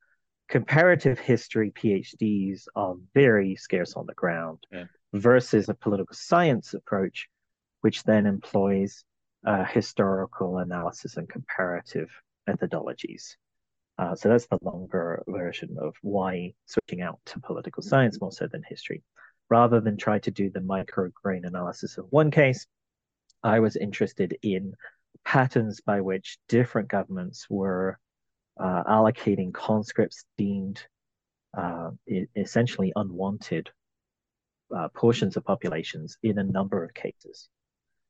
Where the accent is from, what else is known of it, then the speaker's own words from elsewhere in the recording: London, United Kingdom; now in Arizona, United States; I was born in London, in England. I'm originally from the British Isles